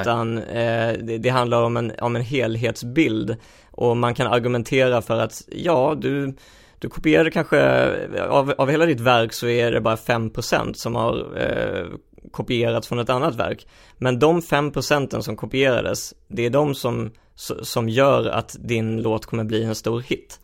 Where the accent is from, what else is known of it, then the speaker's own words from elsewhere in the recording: Helsingborg, Skåne, Sweden; jag växte upp i, i Helsingborg